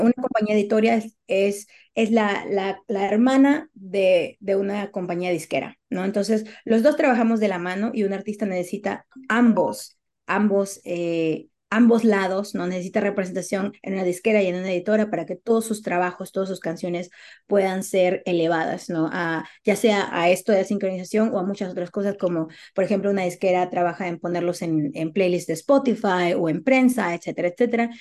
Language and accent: Spanish; Peru; now in United States